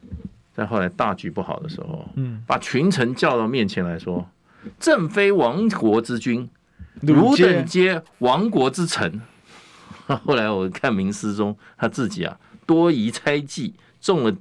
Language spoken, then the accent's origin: Chinese; Taiwan; 跑回跑到台湾，居然跟我们讲要我们全民皆兵，你谁呀你？ 我们台湾人要当不当兵？